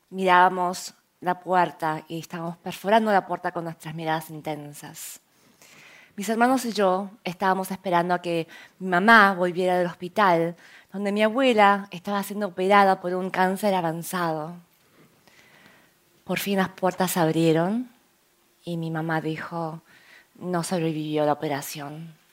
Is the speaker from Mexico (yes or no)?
no; South Korea; Spanish is a second language; now in Argentina; Nosotros habíamos emigrado de Corea a Argentina hacía seis años ya, eh, cuando no sabíamos nada de español ni sabíamos cómo íbamos a ganar, ganarnos las vidas.